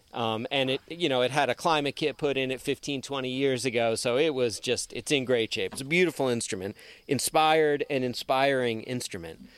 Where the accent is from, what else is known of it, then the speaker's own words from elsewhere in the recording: New York, United States; also born or lived in Boston; growing up in New York as a Jewish kid